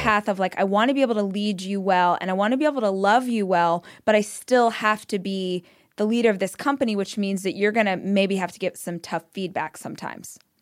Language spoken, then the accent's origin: English; Weed Patch Highway, California, United States; I grew up on Weed Patch Highway